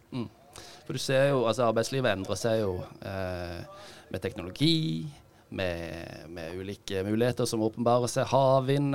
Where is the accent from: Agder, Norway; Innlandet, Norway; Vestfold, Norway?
Agder, Norway; Kristiansand; moved away as an adult; also born or lived in Oslo; Jeg er født og oppvokst i, i Kristiansand